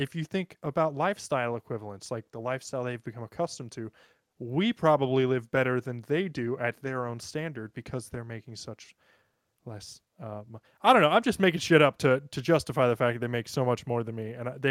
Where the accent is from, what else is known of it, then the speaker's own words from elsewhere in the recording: United States; I don't have a Norwegian accent. I'm American.